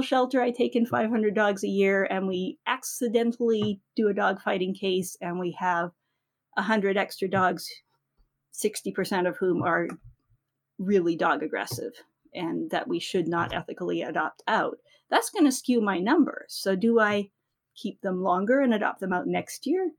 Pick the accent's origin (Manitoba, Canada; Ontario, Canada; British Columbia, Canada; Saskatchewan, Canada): Manitoba, Canada; I grew up in Manitoba in the 70s